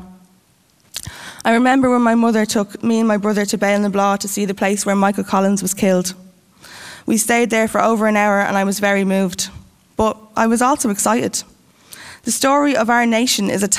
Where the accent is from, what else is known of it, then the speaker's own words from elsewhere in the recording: Ireland; as an Irish person